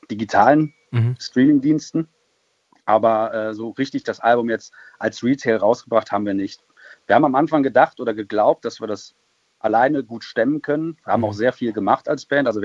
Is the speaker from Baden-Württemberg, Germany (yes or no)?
no; North Rhine-Westphalia, Germany; Wir kommen eigentlich aus dem Kreis Düren, wenn mhm. man es so nimmt. Das ist zwischen Köln und Aachen, näher an Aachen als an Köln.